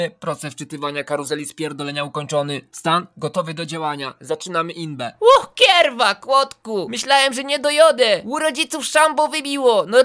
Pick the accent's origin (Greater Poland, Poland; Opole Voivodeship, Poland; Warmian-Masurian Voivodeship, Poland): Opole Voivodeship, Poland; Pochodzę z Opolskiego, ale chuj, widocznie miał wyjebane, jak opowiadałem.